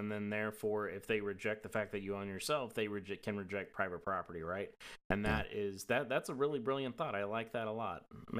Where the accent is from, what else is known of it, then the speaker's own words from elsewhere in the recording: Appalachia, United States; accent: Southern; So you probably can't tell from my voice because I've trained myself out of that accent stupidly when I was younger. But I grew up in Appalachia